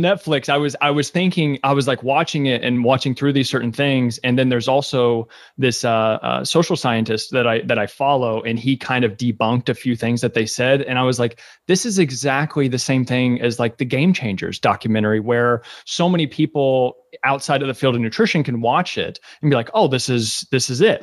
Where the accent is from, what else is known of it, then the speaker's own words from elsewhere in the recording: Kentucky, United States; now in New York City, United States; I was born and raised in Kentucky